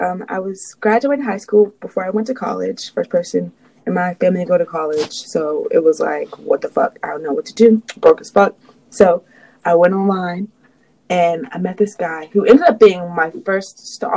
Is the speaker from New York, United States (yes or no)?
no; South Carolina, United States; growing up in South Carolina